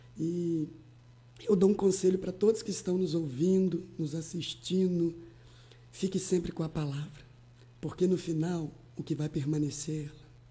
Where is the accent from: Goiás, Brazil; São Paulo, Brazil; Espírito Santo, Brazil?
Espírito Santo, Brazil; Alegre; moved away as an adult; also born or lived in Campos, Rio de Janeiro; now in São Francisco de Itabapoana, Brazil; eu sou do Espírito Santo, oriundo da cidade de Alegre